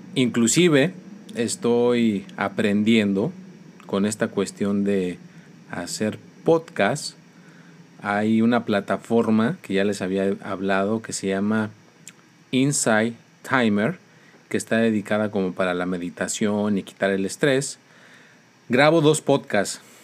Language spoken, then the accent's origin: Spanish; Mexico; soy mexicano